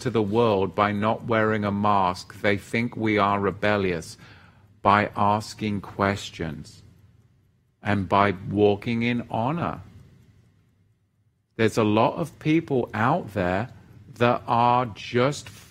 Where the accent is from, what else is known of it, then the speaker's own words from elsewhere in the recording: England, United Kingdom; I'm white and I'm from England